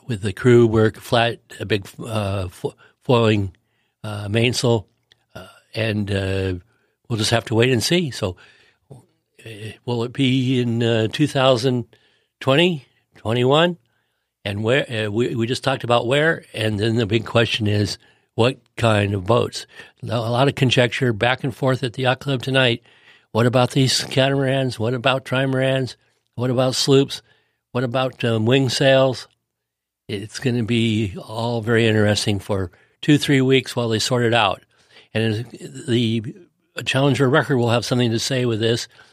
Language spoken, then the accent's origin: English; United States; as an American